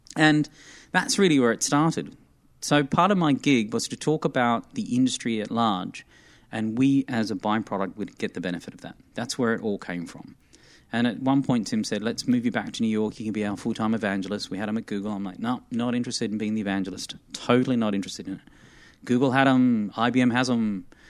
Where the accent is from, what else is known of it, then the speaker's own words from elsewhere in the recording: Armidale, New South Wales, Australia; moved away as an adult; also born or lived in Sydney; now in United States; I'm not from a city, mate. I'm from the bush